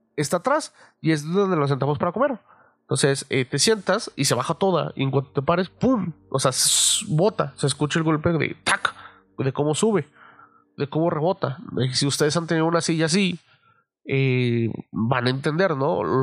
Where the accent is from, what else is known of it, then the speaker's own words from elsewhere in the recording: Mexico City, Mexico; moved away; algo con lo que crecí en la Ciudad de México